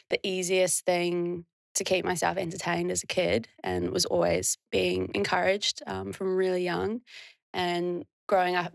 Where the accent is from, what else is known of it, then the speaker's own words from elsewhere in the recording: New Zealand; Um, I'm from a really small town. And yeah, it's like, I think 30 30 people live there permanently.